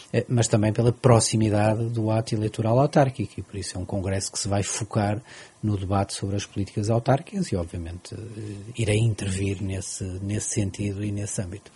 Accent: Portugal; como português

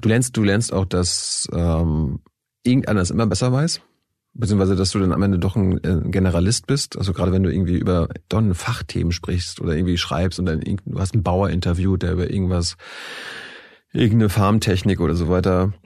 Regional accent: Mecklenburg-Vorpommern, Germany; also born or lived in Texas; ich stamme aus der DDR, äh, ich komme äh, aus Mecklenburg-Vorpommern vom Land

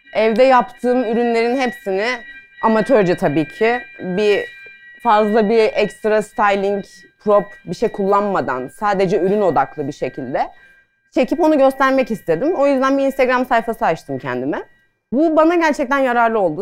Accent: Adana, Turkey; moved away as an adult; now in Istanbul, Turkey

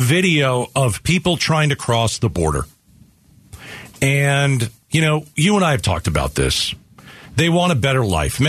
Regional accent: United States; as an American

